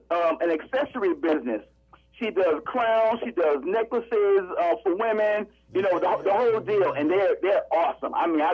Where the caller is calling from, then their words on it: Atlanta, Georgia, United States; Well, right now I'm in ATL, man, Hot Atlanta.